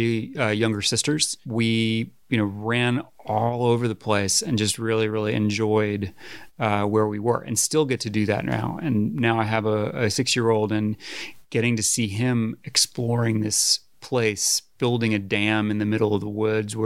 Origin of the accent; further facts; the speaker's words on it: Woodbury, Connecticut, United States; also born or lived in Washington, Connecticut; I grew up in between Woodbury and Washington, Connecticut, Litchfield County, northwest corner. Mostly in Woodbury at an old farmhouse